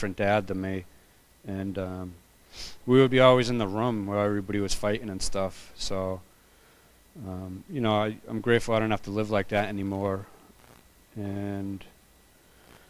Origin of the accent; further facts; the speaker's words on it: Boston, Massachusetts, United States; I was born and raised in Boston in the projects, a little town called Charlestown